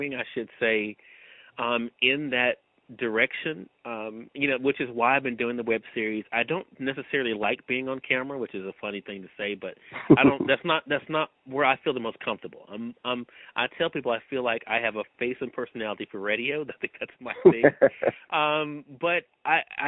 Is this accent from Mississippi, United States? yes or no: yes; Mississippi, United States; I'm from Mississippi